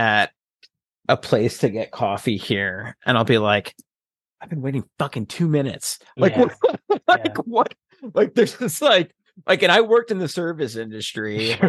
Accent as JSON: {"language": "English", "region": "New Jersey", "country": "United States", "tie": "born or raised there", "lives_now": "Seattle, United States", "said": "the difference that I saw between like West Coast or people in Seattle, this area, versus growing up in New Jersey."}